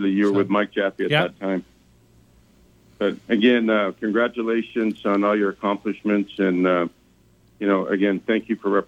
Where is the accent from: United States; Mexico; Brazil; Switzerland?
Mexico; moved away; when I moved here from Mexico in 1967 and accomplished a lot of the things and gotten some of the recognition in my life.